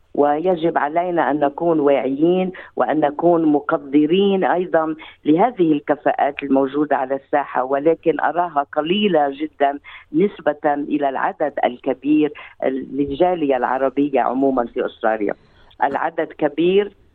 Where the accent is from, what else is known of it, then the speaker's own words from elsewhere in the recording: Lebanon; accent: Lebanese; moved away as an adult; also born or lived in Beirut; now in Australia; اتحدث اليك باللهجه اللبنانيه